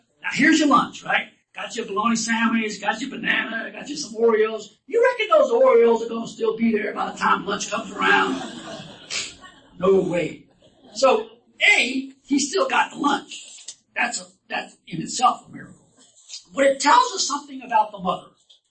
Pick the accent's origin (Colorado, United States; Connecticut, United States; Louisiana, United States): Louisiana, United States; I'm from Louisiana